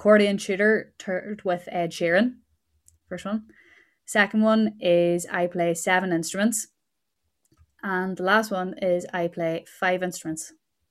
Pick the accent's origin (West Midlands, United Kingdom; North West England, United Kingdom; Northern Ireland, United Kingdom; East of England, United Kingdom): Northern Ireland, United Kingdom; Tyrone; moved away as an adult; now in Derry, United Kingdom; I'm originally from Tyrone but living in Derry at the moment.